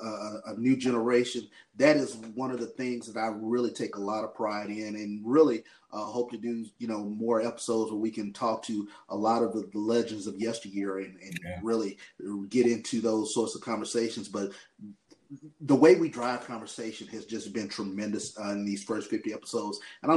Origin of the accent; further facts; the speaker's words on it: Jackson, Mississippi, United States; I grew up in the city of Jackson